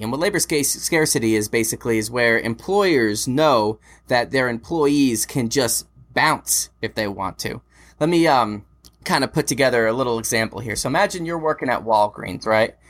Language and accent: English; United States